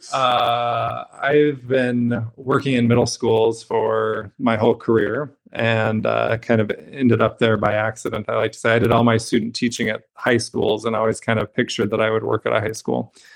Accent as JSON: {"language": "English", "town": "Brigham City", "region": "Utah", "country": "United States", "tie": "born or raised there", "said": "I grew up in Brigham City, Utah, which is a small town about an hour north of Salt Lake City"}